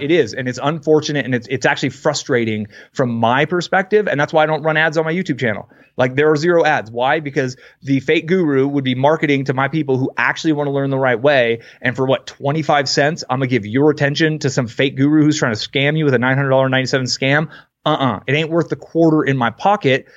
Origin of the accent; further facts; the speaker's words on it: Bay Area, California, United States; I grew up in the Bay Area